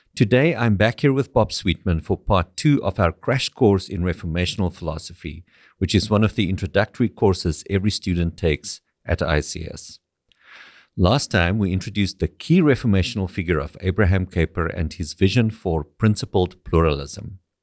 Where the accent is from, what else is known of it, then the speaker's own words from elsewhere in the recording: South Africa; moved away as an adult; now in Canada; I grew up in South Africa.